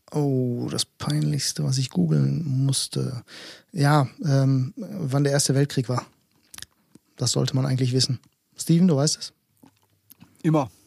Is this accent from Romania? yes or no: no; Greece; Grieche, mehr sage ich da nicht zu.